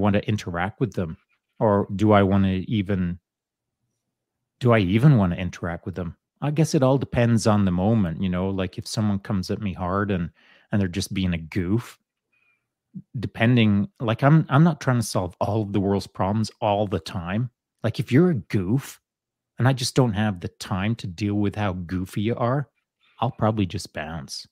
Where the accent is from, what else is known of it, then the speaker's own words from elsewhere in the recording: England, United Kingdom; moved away; when I was a young boy growing up in England